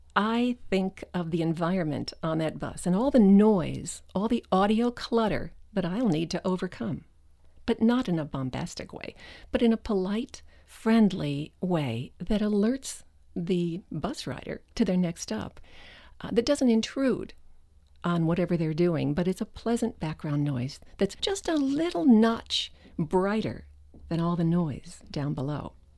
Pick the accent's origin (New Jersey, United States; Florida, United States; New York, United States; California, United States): New Jersey, United States; Westville; moved away; I grew up in Westville, New Jersey, about twenty-five miles from Manhattan